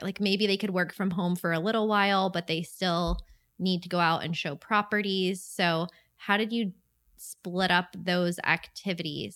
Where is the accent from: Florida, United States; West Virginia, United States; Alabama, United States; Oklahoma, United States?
Florida, United States; St. Augustine; my hometown of Saint Augustine